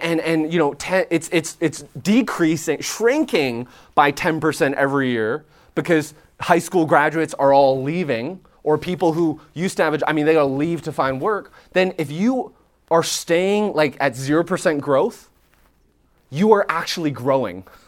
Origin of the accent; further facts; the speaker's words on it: Canada; moved away as an adult; now in Nashville, United States; I'm Canadian